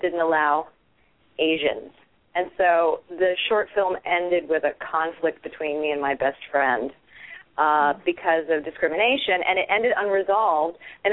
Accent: Virginia, United States; I grew up in Virginia

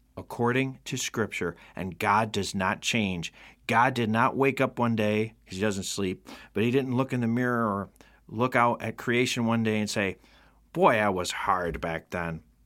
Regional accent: Rome, New York, United States; right here in my hometown of Rome, New York.

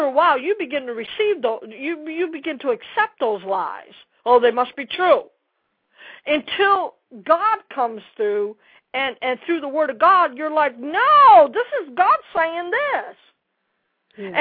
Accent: Dallas, Texas, United States; I'm from Dallas

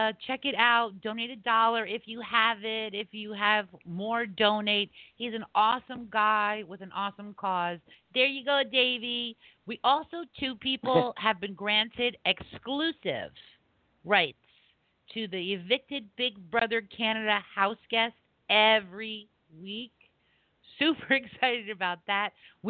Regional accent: East Coast, United States; We're from the East Coast. We all understand each other, right, Kevin?

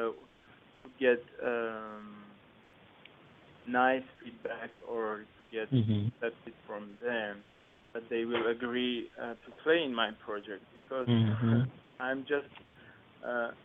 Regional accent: Armenia; moved away as an adult; I born in Armenia and raised in my home country of Armenia

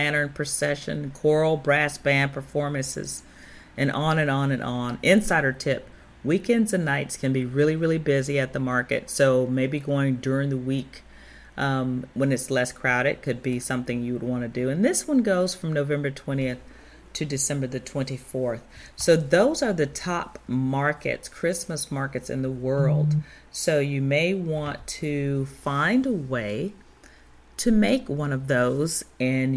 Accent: Chicago, Illinois, United States; my hometown of Chicago

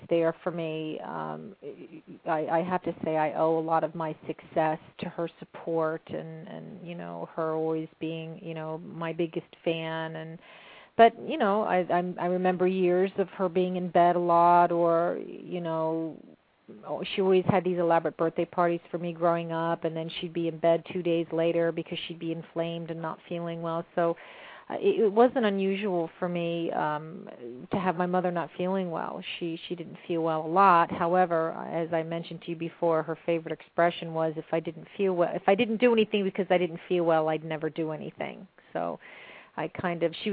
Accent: Mount Holly, New Jersey, United States; I grew up in Mount Holly, New Jersey

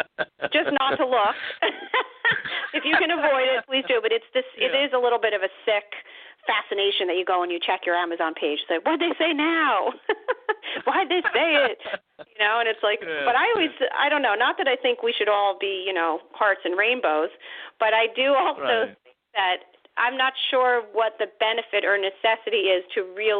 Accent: New Jersey, United States; my home state

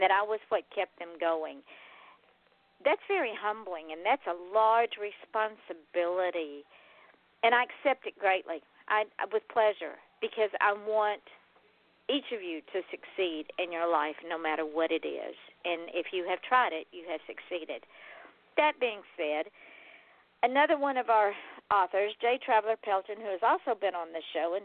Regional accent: Georgia, United States; now in South Florida, United States; I am from Georgia, born, raised, reared, and then I left. I only left because I came to South Florida

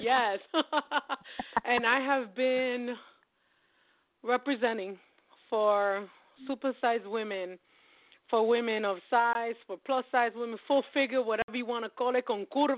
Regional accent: New York, United States; I'm from New York

